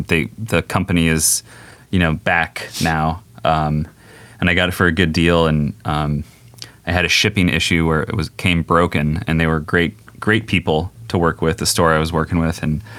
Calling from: Redwood City, California, United States; Redwood City, California.

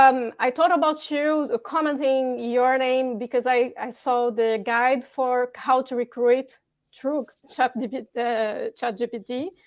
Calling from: Bordeaux, Nouvelle-Aquitaine, France; Hello from France, by the way. I'm calling from Bordeaux.

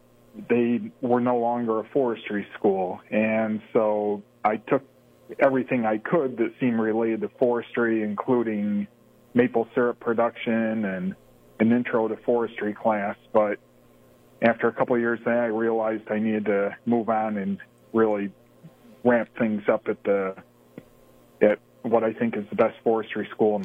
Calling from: Watkins Glen, New York, United States; So I'm home this evening up here in Watkins Glen, New York.

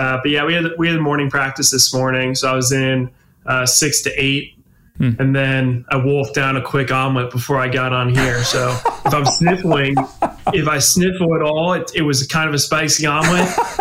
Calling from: Oakland, California, United States; Yeah, so I'm in Oakland, California. So I still do my training out of Cal Berkeley.

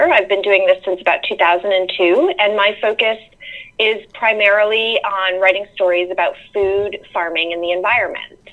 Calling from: North Carolina, United States; Sure. I live in uh, rural North Carolina, about an hour east of Charlotte, and I live in on a little farm, um, more of a homestead, really, where we raise chickens and goats

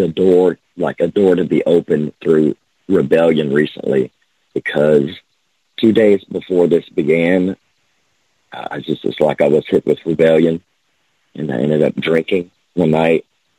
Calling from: Lake Charles, Louisiana, United States; from Lake Charles, Louisiana.

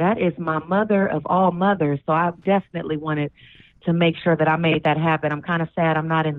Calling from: Los Angeles, California, United States; I am calling from California, Hollywood, baby.

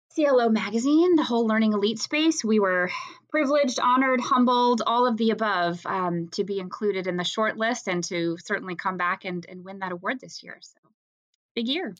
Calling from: Timonium, Maryland, United States; I am calling in from Timonium, Maryland, which is right north of Baltimore

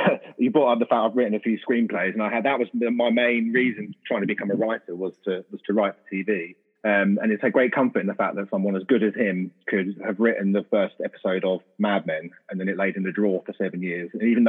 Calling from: Huntingdon, East of England, United Kingdom; I am in Huntingdon, which is in between. I always tell people it's near Cambridge, but it's edging closer to Peterborough, really, but in the middle there.

